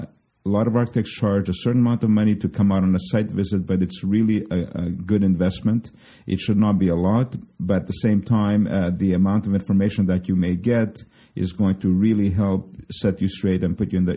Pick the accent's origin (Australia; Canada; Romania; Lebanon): Canada; now in United States; And I'm from Canada, so I'm licensed in Quebec.